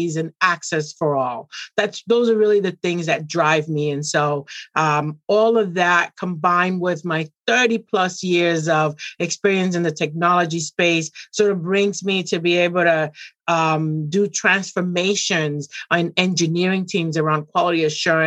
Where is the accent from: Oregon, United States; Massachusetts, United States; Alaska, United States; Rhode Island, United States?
Massachusetts, United States; Boston; also born or lived in Puerto Rico / Dominican Republic; I came to Boston when I was very young. And I've honestly lived in Boston my entire youth